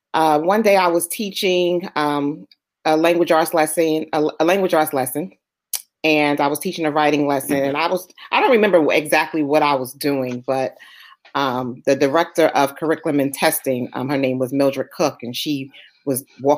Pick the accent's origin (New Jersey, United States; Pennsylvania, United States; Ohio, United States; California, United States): New Jersey, United States; Orange; also born or lived in Newark, New Jersey / Somerset, New Jersey; I am born in Newark, raised in Orange, 07050, as I say. Went through the public school system there, graduated from Orange High School. Went away to college, Keene actually, and came back 5 years later